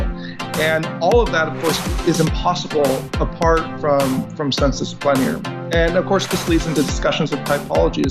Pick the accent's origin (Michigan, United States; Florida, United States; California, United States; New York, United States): California, United States; grew up in California, and I have relatives who are in Los Angeles